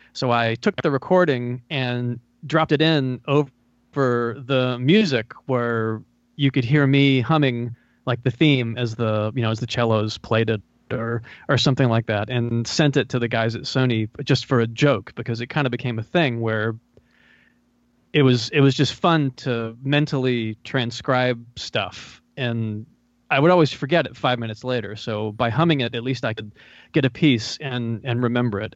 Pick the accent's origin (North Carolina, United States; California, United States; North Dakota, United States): North Carolina, United States; also born or lived in Los Angeles; I'm from North Carolina, and I moved back here